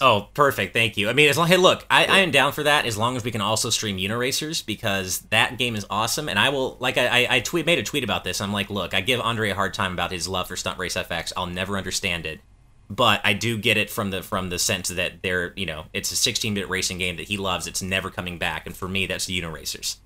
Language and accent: English; United States; speaking as an American